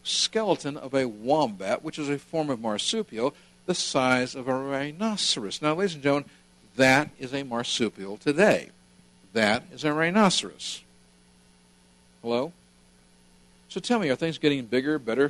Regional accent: California, United States; I grew up speaking Spanish in California

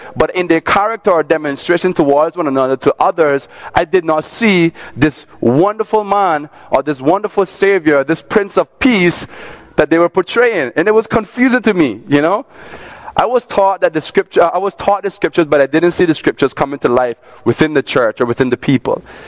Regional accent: Cayman Islands; I grew up in Cayman. I'm from Cayman.

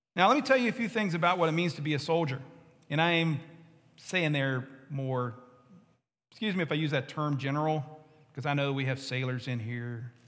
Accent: West Virginia, United States; I'm from West Virginia.

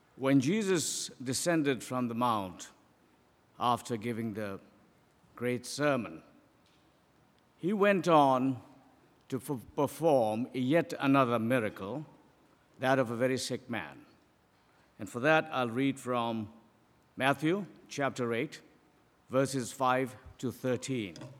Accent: Pakistan; moved away; I am from Pakistan.

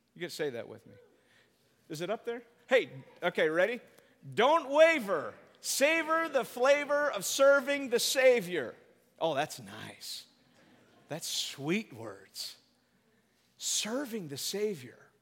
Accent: United States; we're, we're American

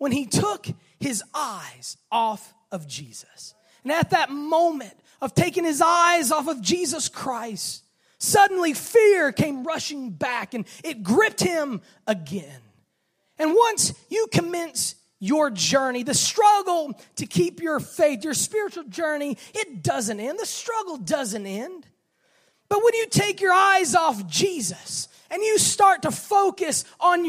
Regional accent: Miami, Florida, United States; growing up in Miami around the ocean

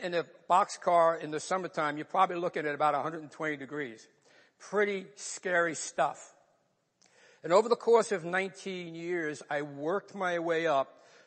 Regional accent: New York, United States; accent: New York; moved away as an adult; also born or lived in North Bergen, New Jersey; I grew up in New York

